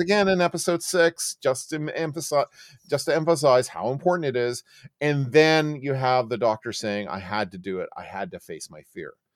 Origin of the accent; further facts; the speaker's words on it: Oakville, Ontario, Canada; I grew up in Oakville, Ontario